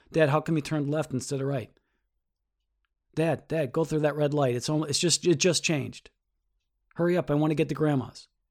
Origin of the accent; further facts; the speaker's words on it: United States; I am an American